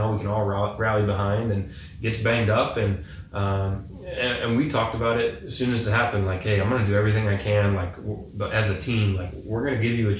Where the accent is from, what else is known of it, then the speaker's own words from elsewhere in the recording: Nebraska, United States; I grew up in Nebraska, so watching Huskers and watching NFL football